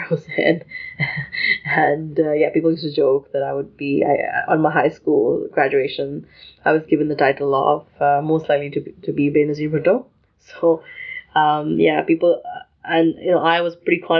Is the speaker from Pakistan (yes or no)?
yes; Lahore, Punjab, Pakistan; moved away; also born or lived in United Kingdom; I grew up in Lahore, which is in Pakistan